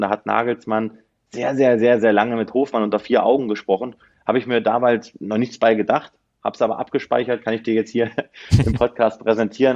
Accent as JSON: {"language": "German", "region": "Northern Hesse", "country": "Germany", "tie": "born or raised there", "said": "Gebürtig aus Nordhessen"}